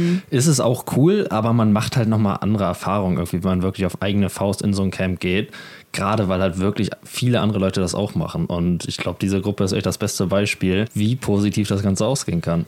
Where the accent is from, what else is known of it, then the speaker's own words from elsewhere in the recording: Germany; wir als Deutsche